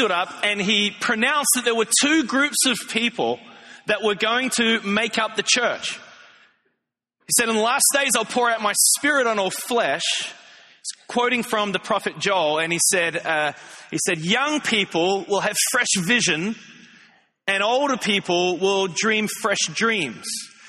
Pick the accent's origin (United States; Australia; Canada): Australia; When I was growing up in Australia, I grew up in the church.